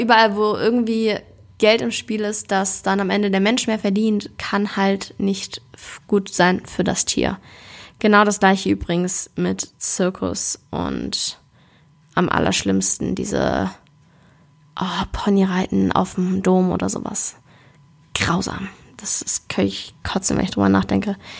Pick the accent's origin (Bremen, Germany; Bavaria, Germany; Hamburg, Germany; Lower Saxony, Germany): Hamburg, Germany; Ich komme ja aus Hamburg ursprünglich.